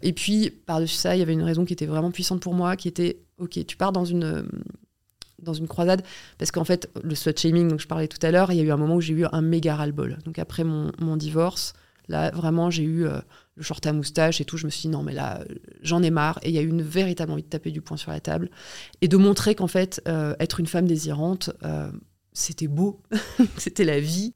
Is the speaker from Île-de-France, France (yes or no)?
yes; Paris, Île-de-France, France; je suis au collège, je rentre en métro, je suis parisienne